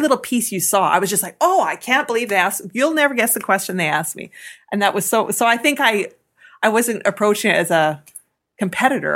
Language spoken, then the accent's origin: English; Avonlea, Saskatchewan, Canada; also born or lived in Red Deer, Alberta / Regina; now in Milestone, Canada; farm is where I spent most of my time as a ki-, kid